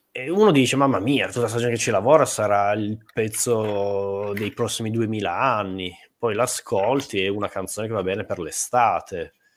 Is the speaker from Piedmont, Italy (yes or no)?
yes; Turin, Piedmont, Italy; io sono di Torino.